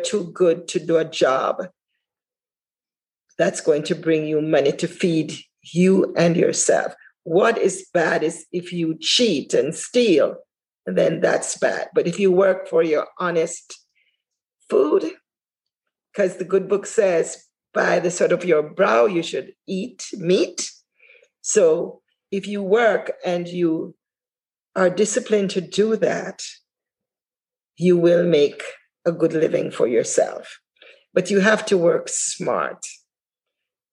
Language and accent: English; Jamaica; moved away as an adult; now in United States; when I came from Jamaica, I never had a mentor there except my parents